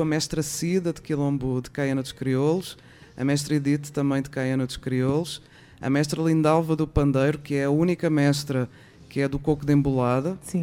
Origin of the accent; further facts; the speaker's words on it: Portugal; also born or lived in São Paulo, Brazil; now in Brazil; como portuguesa